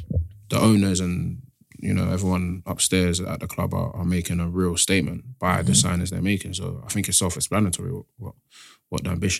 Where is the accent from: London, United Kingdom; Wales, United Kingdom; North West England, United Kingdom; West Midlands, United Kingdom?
London, United Kingdom; East Dulwich; East Dulwich.